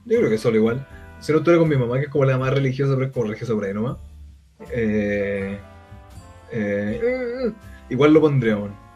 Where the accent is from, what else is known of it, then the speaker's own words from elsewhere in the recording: Chile; muy como chilena